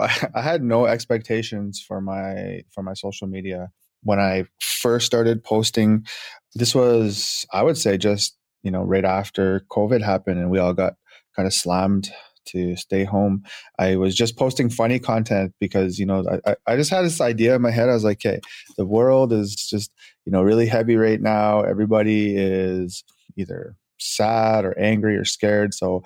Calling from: Edmonton, Alberta, Canada; Yes, I'm in Edmonton.

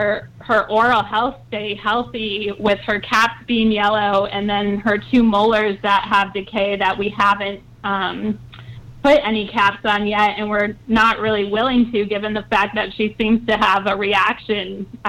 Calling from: Asheville, North Carolina, United States; I'm calling from Asheville, North Carolina.

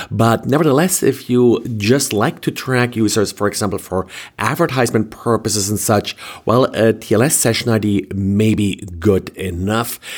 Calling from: Jacksonville, Florida, United States; I am recording from Jacksonville, Florida.

